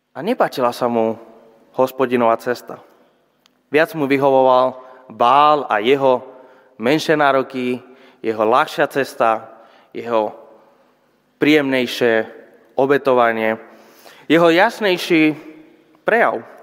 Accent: Spain; Slovak is a second language; moved away as an adult; now in Žilina, Slovakia; pochádzam zo Španielska

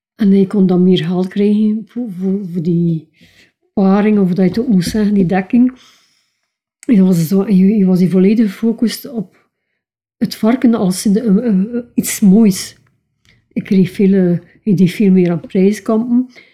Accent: Keiem, Flanders, Belgium; ik ben geboren en getogen in Keim. Wat is Keim? Een klein dorpje van Diksmuiden

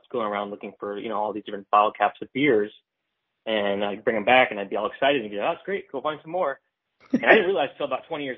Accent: close to Saratoga, New York, United States; I grew up in New York, close to Saratoga.

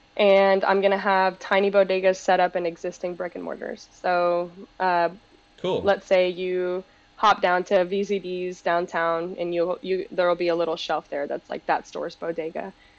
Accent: Panama; now in United States; And we're Latino, we're from Panama, and we immigrated here together.

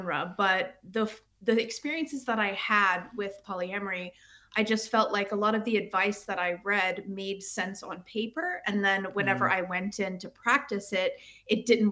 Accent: United States; moved away as an adult; also born or lived in United Kingdom; now in Sweden; I am an American, obviously, as you can tell, but I lived in the UK. I left America around 2010, and I lived in the UK for about 12 years, and now I live in Sweden

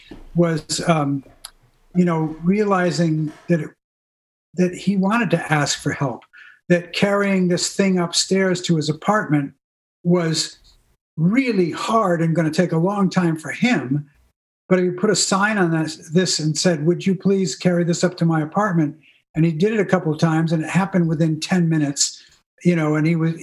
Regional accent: New England, United States; I grew up in New England, you know, and the idea was you were as self-reliant as possible

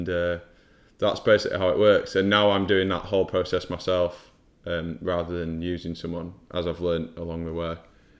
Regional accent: Huddersfield, Yorkshire and the Humber, United Kingdom; now in London, United Kingdom; I'm from Huddersfield, which is quite nearby there.

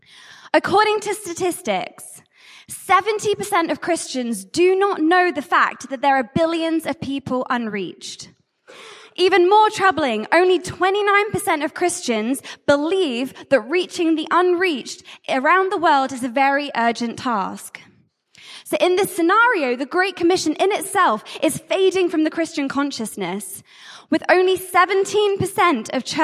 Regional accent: Jersey; I'm from Jersey, and I'm the Catch the Fire Global Director of Missions.

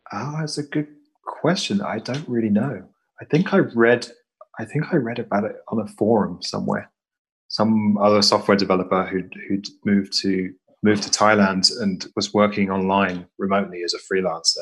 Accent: west of England, United Kingdom; also born or lived in London; I'm from a tiny village in the in the west part of England

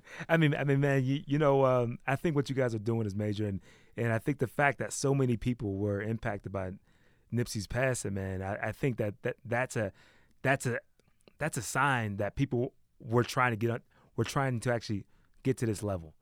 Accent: East Coast, United States; moved away as an adult; now in West Coast, United States; I'm from the East Coast. I wasn't really into his music until I came out to the West, like, two years ago

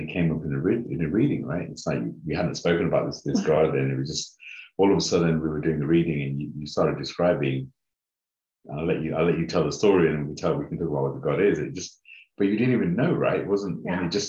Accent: United Kingdom; also born or lived in Uganda; grew up in the UK, different parts of the UK

